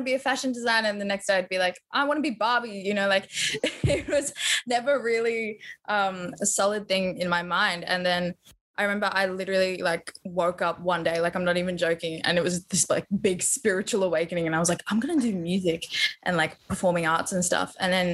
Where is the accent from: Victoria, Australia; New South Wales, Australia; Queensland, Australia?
Victoria, Australia; Melbourne; I'm just a little brown girl from Melbourne